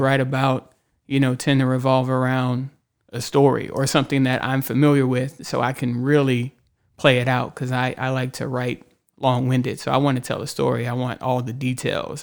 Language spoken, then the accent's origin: English; Houston, Texas, United States; moved away as an adult; now in Austin, United States; I grew up in Houston, and, um, I've been in Austin for a while now, over ten years